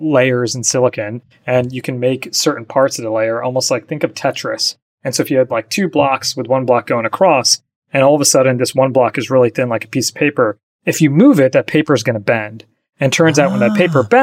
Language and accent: English; New Jersey, United States; moved away as an adult; also born or lived in Michigan / New York City; I grew up in New Jersey